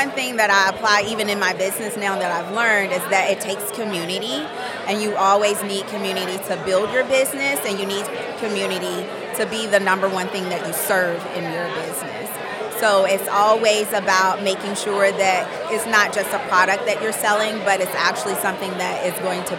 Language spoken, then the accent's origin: English; Atlanta, Georgia, United States; now in Tallahassee, United States; I am originally from Atlanta, Georgia, but I moved down here to Tallahassee.